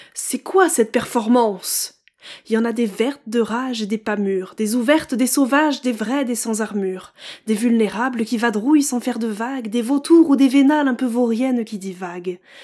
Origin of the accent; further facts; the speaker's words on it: Champagne-Ardenne, Grand Est, France; now in Paris region, France; j'ai grandi en Champagne-Ardenne, entre le champagne, les tracteurs et les OGM